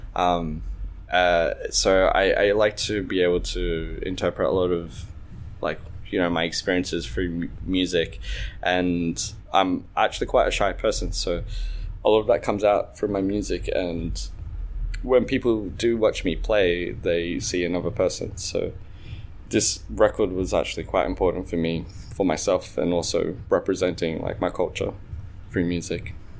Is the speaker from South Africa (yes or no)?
no; Australia; I grew up in Australia, which was quite tough being Egyptian